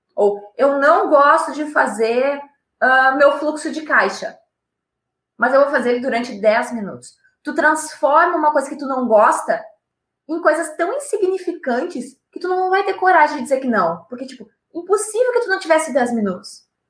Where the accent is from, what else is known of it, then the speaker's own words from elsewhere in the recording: Rio Grande do Sul, Brazil; eu sou do Rio Grande do Sul, aqui nós temos Gramado na nossa serra